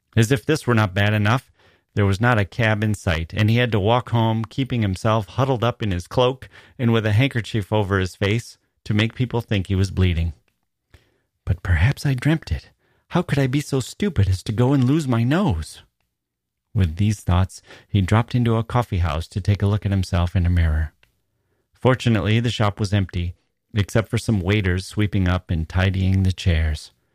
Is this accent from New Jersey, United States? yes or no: no; Wisconsin, United States; moved away as an adult; also born or lived in Chicago / Italy / Taiwan; I was from Wisconsin